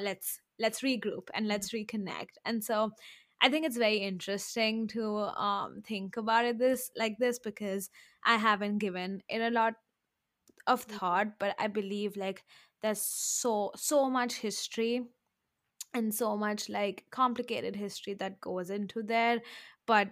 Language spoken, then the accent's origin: English; Jaipur, Rajasthan, India; moved away as an adult; now in United States; I grew up in Jaipur, and we have this area called Sindhi Camp